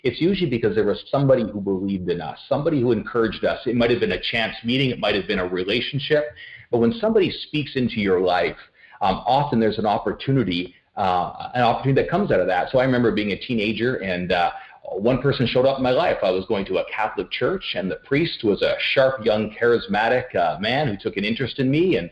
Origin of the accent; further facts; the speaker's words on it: Ottawa, Ontario, Canada; I grew up just outside of Ottawa, so in the PN, Ontario, little suburb of Ottawa in the nation's capital